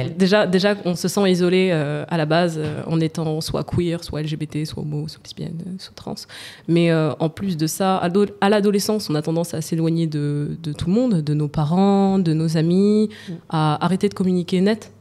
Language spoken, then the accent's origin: French; Val-de-Marne, Île-de-France, France; J'ai grandi dans le 94. Euh, je je citerai pas le nom de ma ville, mais j'ai grandi dans le 94, le Val-de-Marne.